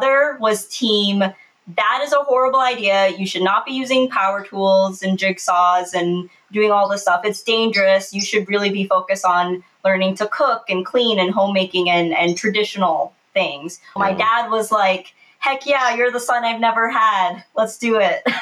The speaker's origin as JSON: {"language": "English", "region": "Minnesota", "country": "United States", "tie": "born or raised there", "said": "I was born and raised in Minnesota"}